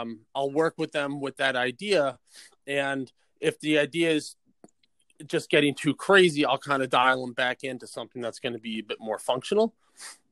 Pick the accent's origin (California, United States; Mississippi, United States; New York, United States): New York, United States; South Salem; I'm from South Salem, New York, just about an hour north of New York City